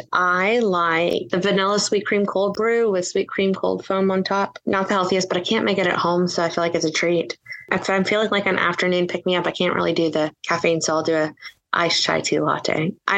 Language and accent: English; Austin, Texas, United States; also born or lived in Waco, Texas / Houston, Texas; I was born in Waco, raised in Austin.